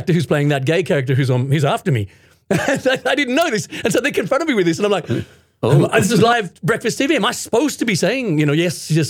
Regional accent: Sydney, New South Wales, Australia; moved away as an adult; now in Japan; I was born in Sydney in Australia.

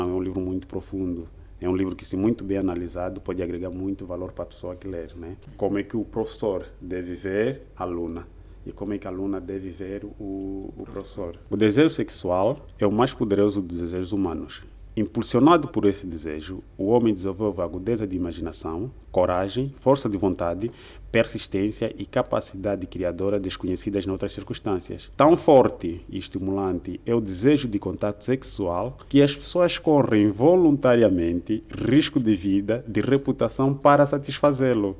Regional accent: Lubango, Huíla, Angola; also born or lived in Luanda; Sou natural do, do Lubango, província da Huila, e nesse momento encontro-me cá em Luanda

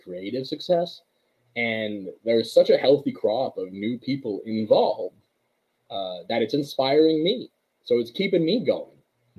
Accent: Montreal, Quebec, Canada; Being from Montreal

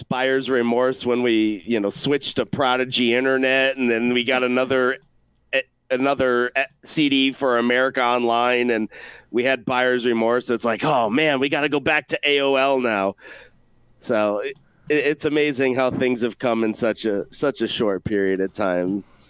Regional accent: Rochester, New York, United States; moved away as an adult; I was born and raised in Rochester, New York, and I'm proud of where I came from.

